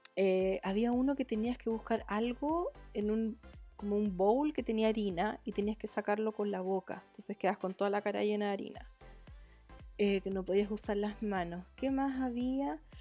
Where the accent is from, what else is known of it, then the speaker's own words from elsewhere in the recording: Chile; todos los que somos chilenos